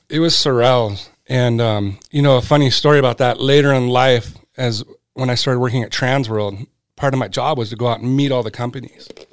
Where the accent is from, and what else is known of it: Southern California, United States; born or raised there; also born or lived in Connecticut